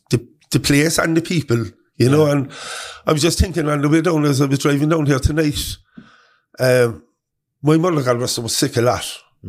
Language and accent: English; Cork, Munster, Ireland; Originally, I came from Churchill Avenue, a flat above the O'Connell shop in the avenue. So that's where I was born.